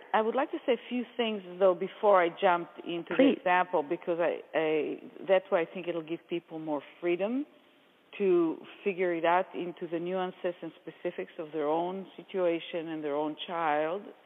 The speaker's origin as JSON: {"language": "English", "country": "Israel", "accent": "Israeli", "moved": "yes", "said": "as you might hear from my accent, I, am Israeli and I lived in Israel"}